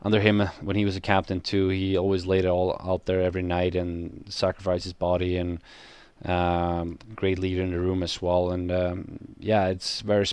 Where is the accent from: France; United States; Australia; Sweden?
Sweden; born or raised there; moved away as an adult